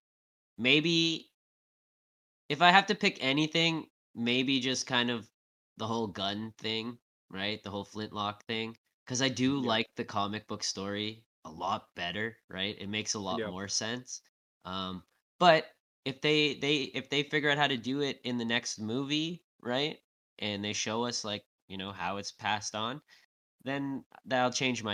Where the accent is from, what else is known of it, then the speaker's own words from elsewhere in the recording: Canada; I'm from Canada